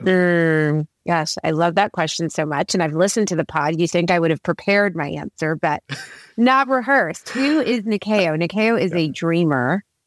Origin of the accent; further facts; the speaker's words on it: Oklahoma, United States; moved away; growing up in Oklahoma, it was such a sports driven community